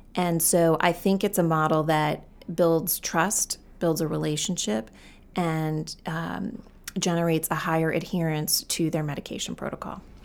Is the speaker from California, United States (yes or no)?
no; Gorham, Maine, United States; I'm always kind of proud to say I'm from Maine